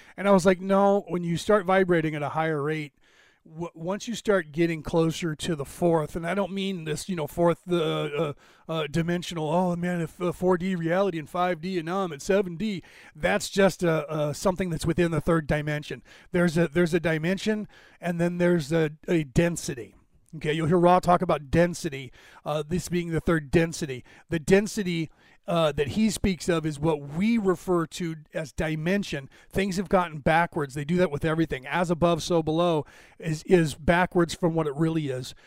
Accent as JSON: {"language": "English", "country": "Ireland", "said": "I'm Irish"}